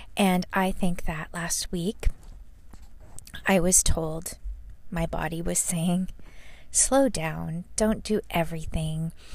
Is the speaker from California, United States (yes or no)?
yes; Fullerton, California, United States; moved away; the city of Fullerton, my um, my hometown I grew up in. It's not where I live now